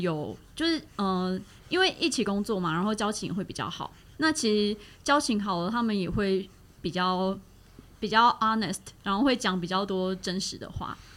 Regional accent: Taiwan; 我是土生土长都在台湾发展的

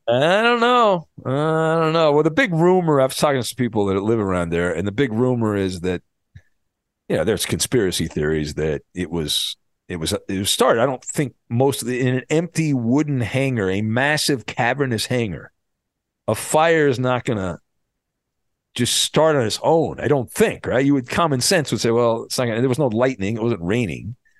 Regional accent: Irvine, California, United States; When I was growing up in Southern California when I was a kid, I grew up in, uh, the Irvine area.

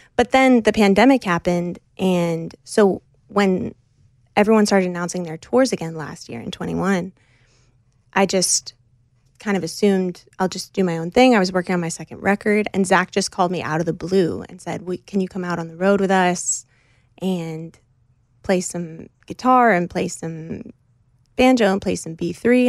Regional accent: United States; I grew up just outside of New York City in the Northeast

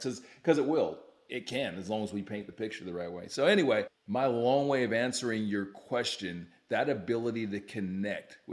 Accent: Utah, United States; also born or lived in Youngstown, Ohio; So I'm originally from Ohio, O-H-I-O, grew up in Utah. And so my parents moved to Utah when I was like 4 years old

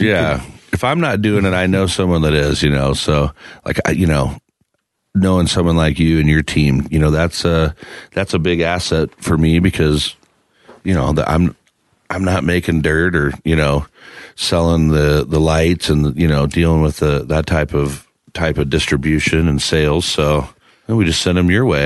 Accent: Midwest, United States; also born or lived in Iowa; now in Denver, United States; growing up in the Midwest

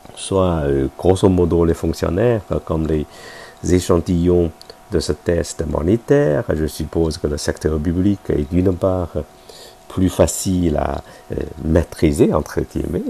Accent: China; nous, les Chinois

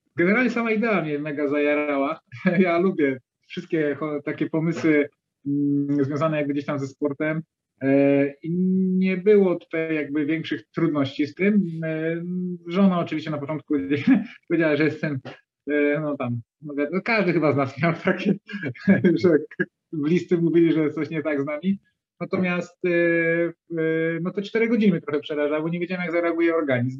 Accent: Dzierżoniów, Lower Silesian Voivodeship, Poland; ja z Dzierżoniowa jestem, to jest Dolnośląskie

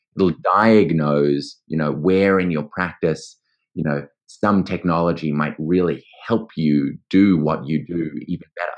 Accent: Australia; accent: Australian; also born or lived in New York; as you might hear by my accent, I am Australian. I went to law school here

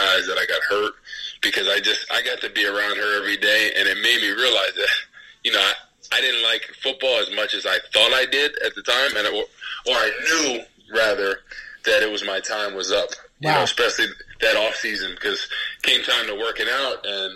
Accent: New Jersey, United States; now in St. Louis area, United States; I'm from Jersey

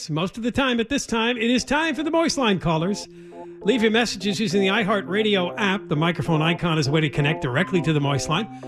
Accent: the South, United States; I grew up in the South.

